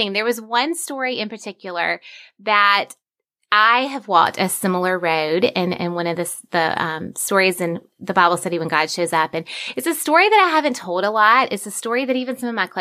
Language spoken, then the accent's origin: English; Vestavia Hills, Alabama, United States; my hometown is Vestavia, Alabama, which is where I grew up.